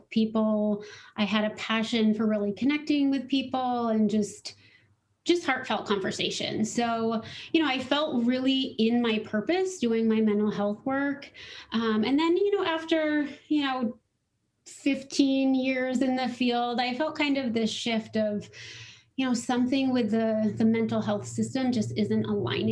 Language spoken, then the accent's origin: English; Littleton, Colorado, United States; I grew up in Littleton, Colorado